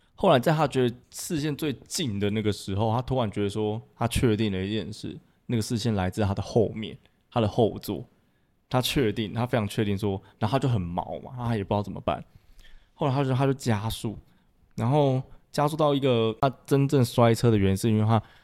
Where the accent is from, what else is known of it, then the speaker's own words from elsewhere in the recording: Miaoli County, Taiwan; 我是苗栗一个很乡下的一个小城市这样子